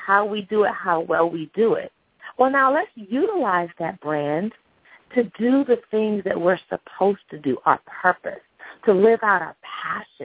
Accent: Cambridge, Massachusetts, United States; also born or lived in England; now in Atlanta, United States; I was actually born in England. I grew up in Cambridge, Massachusetts, currently reside in Atlanta.

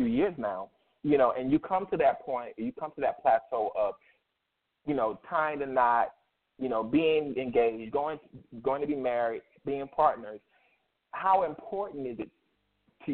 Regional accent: Myrtle Beach, South Carolina, United States; I come from Myrtle Beach, South Carolina, that area

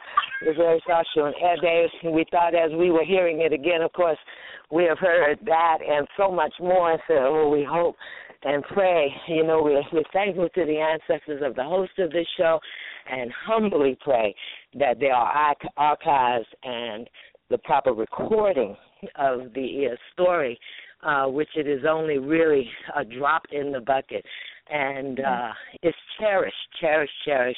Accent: New York, United States; we come from New York

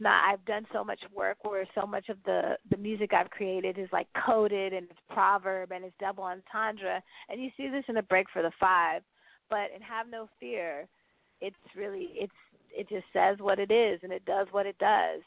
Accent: the Bay Area, California, United States; born or raised there

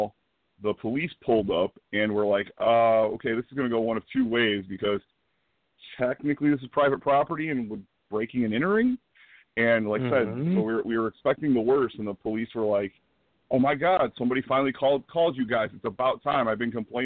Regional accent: Dolton, Illinois, United States; I grew up in Dalton

